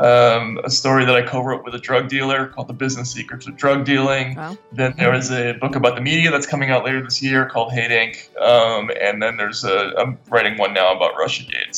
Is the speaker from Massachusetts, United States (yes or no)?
yes; Massachusetts, United States; my home state of Massachusetts